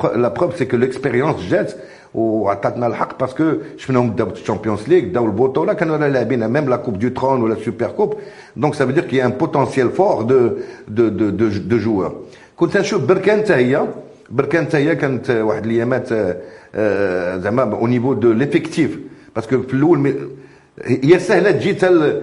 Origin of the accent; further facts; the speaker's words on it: Fez, Fès-Meknès, Morocco; moved away as an adult; also born or lived in Montpellier, France; انا ولد فاس قريت فاس وبقيت حتى le bac